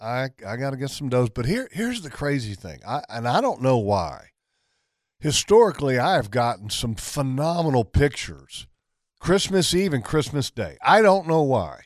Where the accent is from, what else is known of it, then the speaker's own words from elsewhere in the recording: Virginia, United States; my dad's from Virginia, you know, where I was raised at.